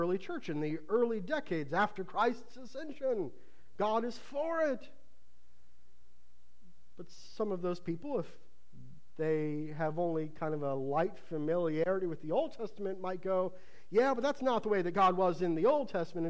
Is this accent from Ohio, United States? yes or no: yes; Ohio, United States; moved away; Growing up in Ohio